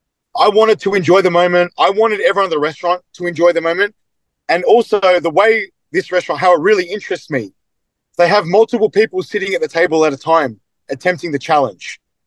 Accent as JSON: {"language": "English", "country": "Australia", "said": "I'm from Australia. I've come this far."}